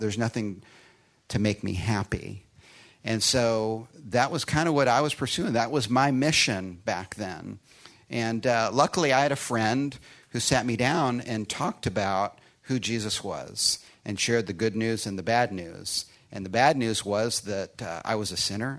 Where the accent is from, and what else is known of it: Chicago, Illinois, United States; born or raised there; moved away; also born or lived in Austin, Texas